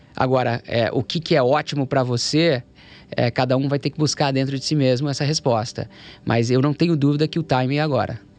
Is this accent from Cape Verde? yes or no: no; Brazil; moved away as an adult; also born or lived in London / Shanghai, China / United States; Eu nasci no Brasil